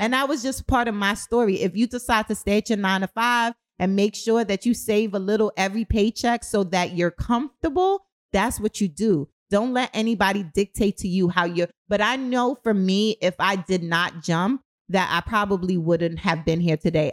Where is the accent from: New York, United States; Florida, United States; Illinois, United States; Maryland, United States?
New York, United States; New York City; moved away as an adult; also born or lived in Kingston, Jamaica; now in Baltimore, United States; I'm from Brooklyn. I'm from the streets